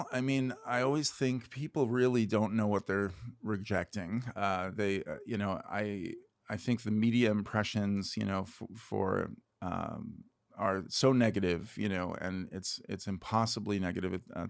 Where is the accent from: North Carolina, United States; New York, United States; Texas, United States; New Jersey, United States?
New York, United States; New York City; moved away as an adult; also born or lived in Brooklyn / north of Boston / Boston / State College, Pennsylvania; I'm born and raised in New York City in Queens. I guess I was maybe born in Brooklyn and raised in Queens. I've lived in Manhattan and Brooklyn now